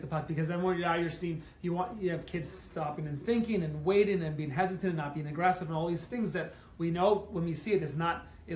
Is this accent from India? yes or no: no; Canada; I growing up in Canada and playing youth hockey